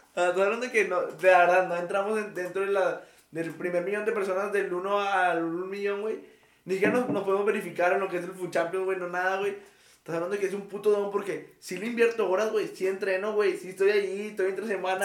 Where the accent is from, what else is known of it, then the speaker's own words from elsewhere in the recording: Mexico; hemos vivido muchas crisis aquí en México